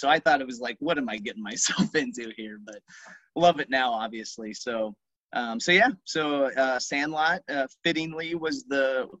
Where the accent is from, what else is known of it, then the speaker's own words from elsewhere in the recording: Council Bluffs, Iowa, United States; I've got kids, I went to here, I'm from Council Bluffs